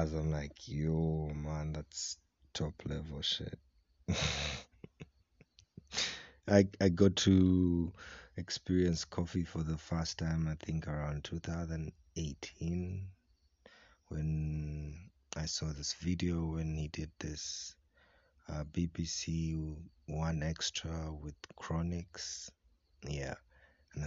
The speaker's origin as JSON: {"language": "English", "country": "Kenya", "said": "I'm from Kavarole and currently podcasting from Mwaboki, which is in Kisumbi B, Bukwali Village, Kavarole District"}